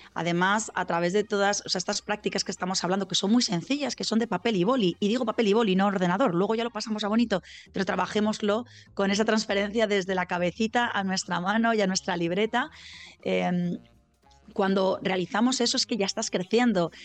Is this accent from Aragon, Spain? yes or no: yes; Zaragoza, Aragon, Spain; now in Valencia, Spain; yo soy de Zaragoza, aunque vivo en Valencia, soy mañica